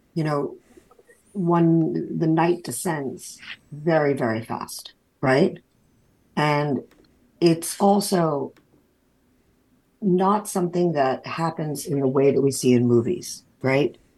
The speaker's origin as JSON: {"language": "English", "region": "New York", "country": "United States", "moved": "as an adult", "lives_now": "Florida, United States", "said": "To be Jewish from New York living in Florida"}